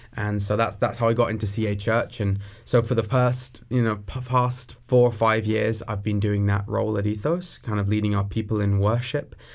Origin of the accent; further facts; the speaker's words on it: near Brighton, South East England, United Kingdom; moved away as an adult; now in Coquitlam, Canada; So, I grew up in England. I'm from the southeast of England, near a city called Brighton. and, uh, I grew up there for the first seventeen years of my life.